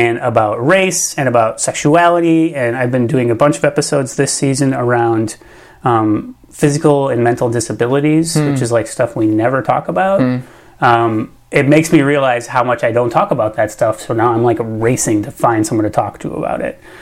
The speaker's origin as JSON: {"language": "English", "region": "Minnesota", "country": "United States", "said": "I'm from Minnesota, like, I'm from the Midwest, deeply from the Midwest"}